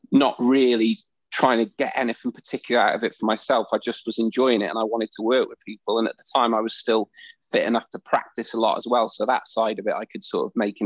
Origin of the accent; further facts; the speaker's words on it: Wrexham, Wales, United Kingdom; I started judo when I was 5 years old at Wrexham Judo Club.